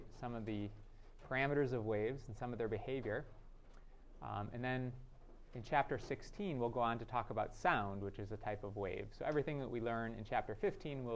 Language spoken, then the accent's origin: English; Detroit, Michigan, United States; I'm from Detroit